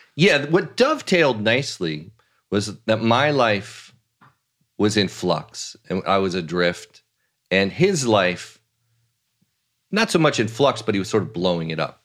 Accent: Los Angeles, California, United States; accent: southern California; now in New York, United States; I grew up out here

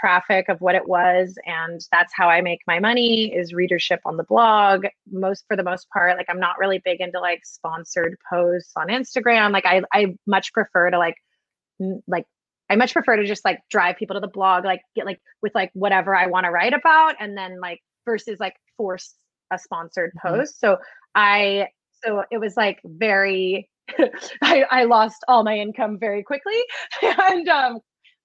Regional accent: California, United States; I'm from California.

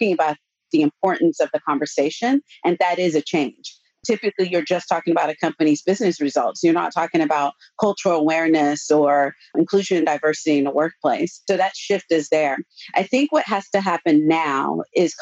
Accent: Austin, Texas, United States; I grew up in Austin.

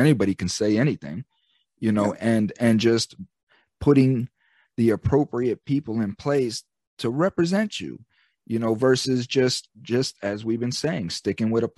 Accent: United States; I'm the American citizen

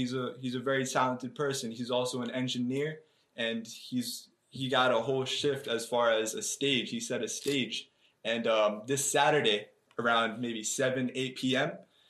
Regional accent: East Brunswick, New Jersey, United States; also born or lived in Bayonne; I mean, I came from East Brunswick. I was actually born in Bayonne, New Jersey, so that's North Jersey right there.

